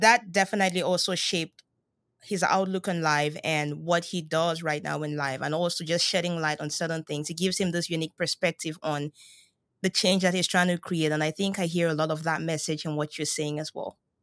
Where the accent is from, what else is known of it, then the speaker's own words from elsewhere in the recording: Cameroon; moved away as an adult; I'm originally from Cameroon